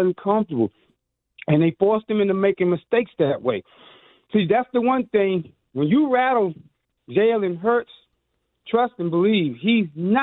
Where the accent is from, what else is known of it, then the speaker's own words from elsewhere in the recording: Pittsburgh, Pennsylvania, United States; now in Washington, D.C. area, United States; I'm a transplant from Pittsburgh